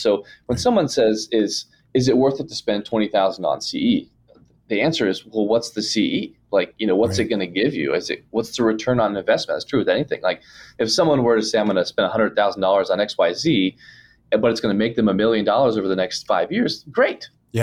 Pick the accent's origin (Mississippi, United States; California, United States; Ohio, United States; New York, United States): Ohio, United States; moved away; I'm from Ohio originally